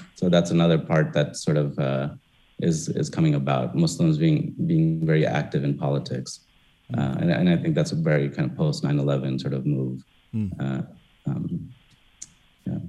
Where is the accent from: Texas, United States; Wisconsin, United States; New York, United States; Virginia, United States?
New York, United States; now in Detroit, United States; growing up in New York